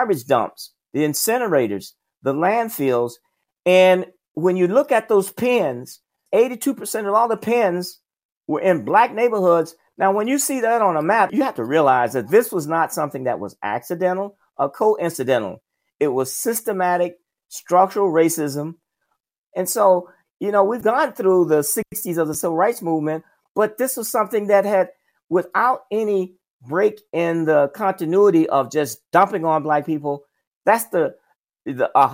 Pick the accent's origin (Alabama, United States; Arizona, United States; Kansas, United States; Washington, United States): Alabama, United States; South; I grew up in the South, Jim Crow South. I grew up in Alabama, in South Alabama